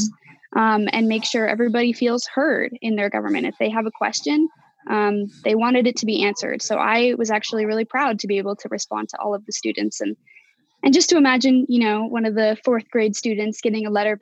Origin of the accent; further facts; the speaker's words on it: Salt Lake City, Utah, United States; moved away as an adult; now in Washington, United States; I actually stayed in my hometown of Salt Lake City, Utah